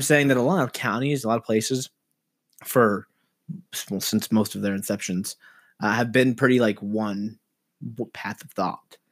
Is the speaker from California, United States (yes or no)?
yes; Los Angeles, California, United States; I'm from Los Angeles.